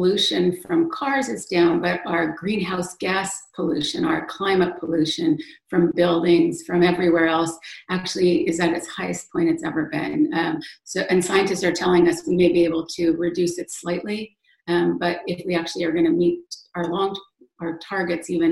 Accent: Western Canada, Canada; moved away; I grew up in Western Canada

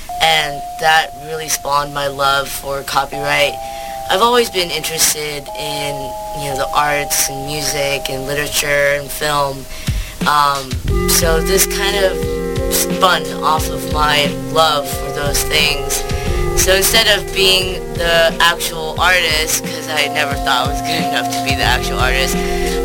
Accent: Orange County, California, United States; moved away as an adult; also born or lived in Syracuse, New York; now in New York City, United States; I'm originally from Orange County, California

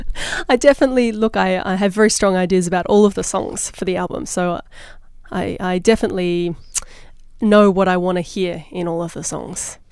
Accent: Australia; moved away; I'm Australian

